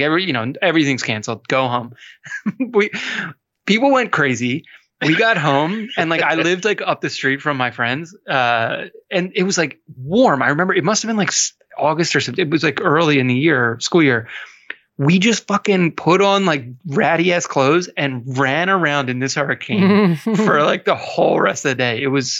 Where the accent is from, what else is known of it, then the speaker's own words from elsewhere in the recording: Pennsylvania, United States; We don't get a lot of hurricanes in Pennsylvania